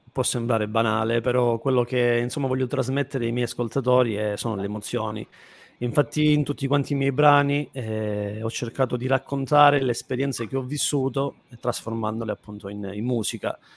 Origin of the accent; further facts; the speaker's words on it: Calabria, Italy; un testardo io, essendo anche calabrese sono...